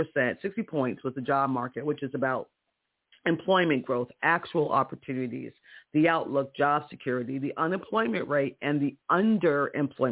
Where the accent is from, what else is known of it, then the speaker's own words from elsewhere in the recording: Virginia, United States; In my home state of Virginia